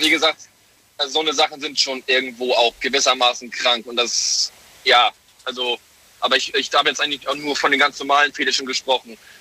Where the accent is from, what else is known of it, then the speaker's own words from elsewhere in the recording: Hamburg, Germany; ich komme aus Hamburg, bin tatsächlich aber gerade im LKW unterwegs